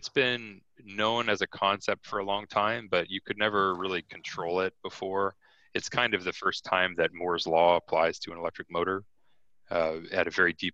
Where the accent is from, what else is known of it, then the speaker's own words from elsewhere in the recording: Canada; I'm Canadian